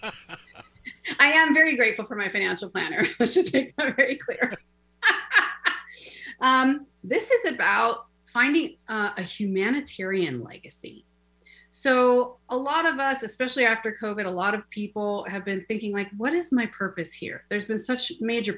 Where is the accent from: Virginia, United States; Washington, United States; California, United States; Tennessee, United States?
Washington, United States; Seattle; moved away; I actually came from my beloved, beautiful city of Seattle, born and raised.